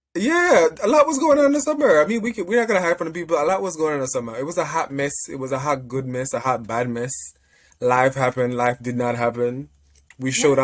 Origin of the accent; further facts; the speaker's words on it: Jamaica; moved away; I'm Jamaican.